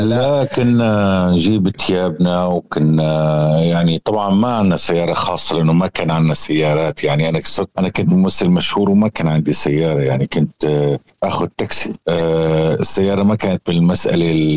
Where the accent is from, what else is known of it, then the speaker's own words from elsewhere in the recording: Syria; نحن كسوريين